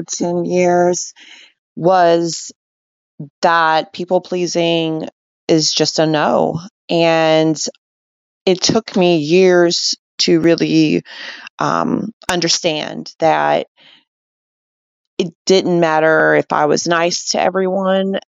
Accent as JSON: {"language": "English", "region": "Alabama", "country": "United States", "moved": "as an adult", "lives_now": "Colorado, United States", "said": "I'm from Alabama"}